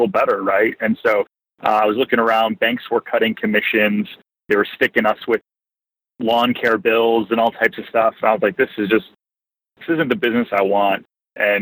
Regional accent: Detroit, Michigan, United States; moved away as an adult; now in Orlando, United States; I grew up in Detroit, like city proper

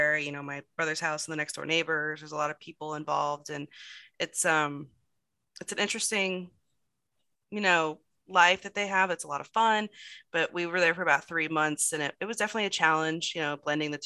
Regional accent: Florida, United States; moved away as an adult; also born or lived in Virginia; I grew up in Florida

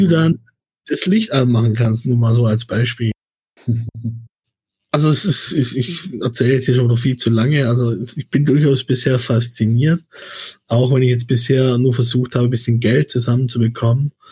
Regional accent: Baden-Württemberg, Germany; accent: Swabian; man hört meinen mein Dialekt dann schon manchmal noch durch, aber ich kann das einfach nicht, wenn mein Gegenüber kein Schwäbisch spricht. Ich kann dann nicht durchgehend Schwäbisch sprechen.

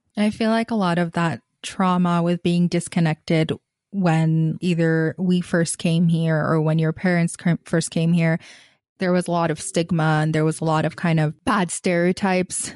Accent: Gaza, Gaza Strip, Palestine; moved away as an adult; I grew up in Gaza, Palestine, or the Gaza Strip. I've lived there kind of until I was eighteen

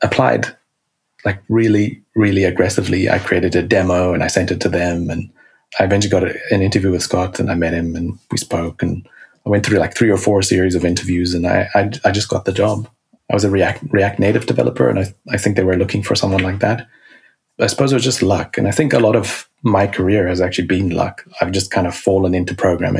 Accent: South Africa; I was born in South Africa.

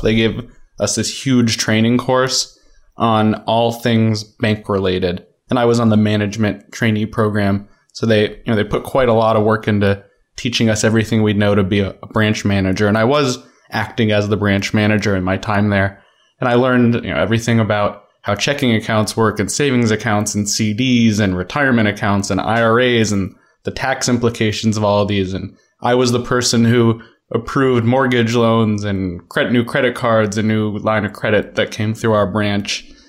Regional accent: Denver, Colorado, United States; moved away as an adult; I started kindergarten in Denver, and my sister was born in Denver, my little sister. So we were definitely a, a longtime Denver family

